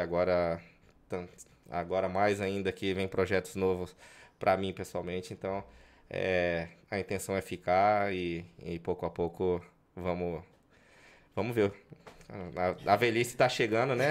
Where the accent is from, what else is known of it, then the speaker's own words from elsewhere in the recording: Goioerê, Paraná, Brazil; moved away as an adult; also born or lived in Moreira Sales, Paraná, Brazil; now in Madrid, Spain; com 4, 5 anos mudei para Goiuerê, onde vivi até os, até os 19 anos